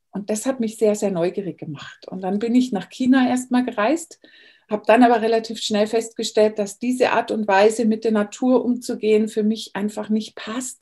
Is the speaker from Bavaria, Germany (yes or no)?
yes; Bavaria, Germany; moved away as an adult; now in California, United States; ich bin in Bayern groß geworden